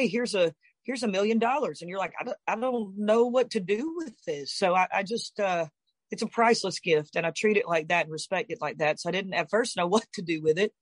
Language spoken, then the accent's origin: English; the South, United States; I'm from South